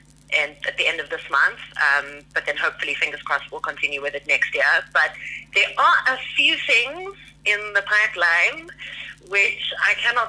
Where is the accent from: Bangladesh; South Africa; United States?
South Africa; Cape Town, Western Cape; moved away as an adult; now in Johannesburg, South Africa; I was born in Cape Town. I'm obsessed with Cape Town. I love it. It'll always be my home.